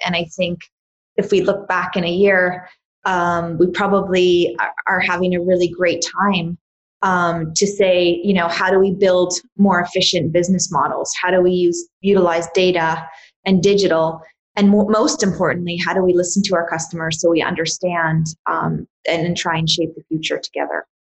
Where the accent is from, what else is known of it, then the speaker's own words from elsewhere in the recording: Canada; I grew up in Canada